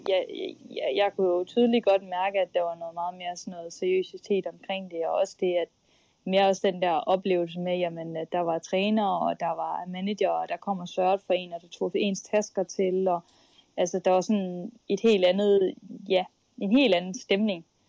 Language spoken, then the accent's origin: Danish; Skive, Central Denmark Region, Denmark; moved away; det var Skive, jeg kom fra